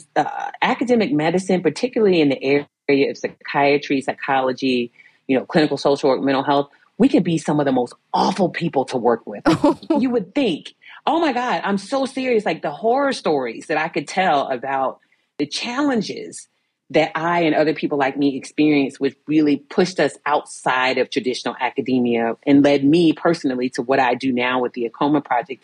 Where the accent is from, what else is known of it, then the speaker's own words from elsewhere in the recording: Virginia Beach, Virginia, United States; I grew up in Virginia Beach, Virginia.